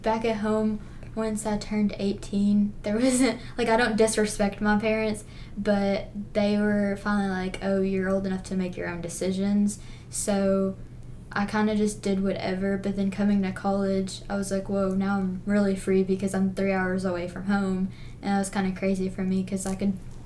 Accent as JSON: {"language": "English", "town": "Paragould", "region": "Arkansas", "country": "United States", "said": "I'm from Paragould, Arkansas, and I'm majoring in nursing"}